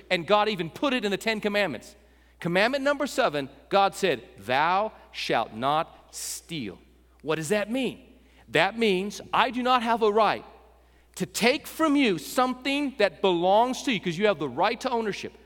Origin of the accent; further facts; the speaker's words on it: West Texas, United States; We're from West Texas